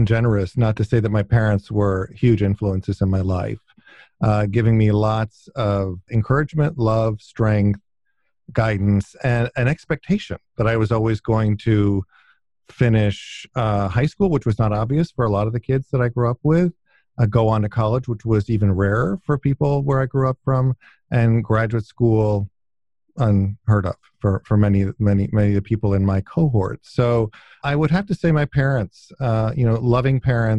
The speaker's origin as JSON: {"language": "English", "area": "outside Ithaca", "region": "upstate New York", "country": "United States", "tie": "born or raised there", "also_born_or_lived": "Wilmington, Delaware / Western Pennsylvania", "said": "it's where I mainly grew up, and most of my childhood memories are from upstate New York. So outside of Ithaca, New York, in a small village in upstate New York"}